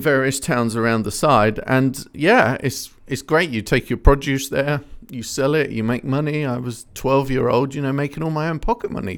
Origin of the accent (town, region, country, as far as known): Ipswich, East of England, United Kingdom; born or raised there